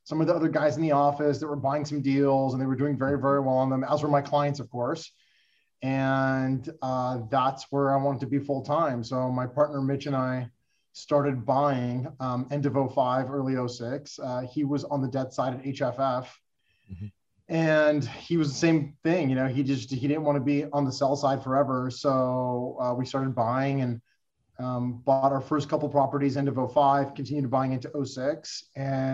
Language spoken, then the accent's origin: English; Los Angeles, California, United States; I was born and raised in Los Angeles, California, went to high school, college, did everything